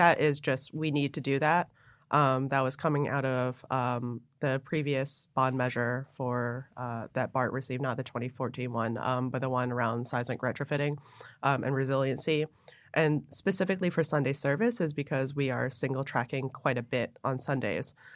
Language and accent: English; Buffalo, New York, United States; moved away; also born or lived in Hong Kong / New Jersey; I grew up in Buffalo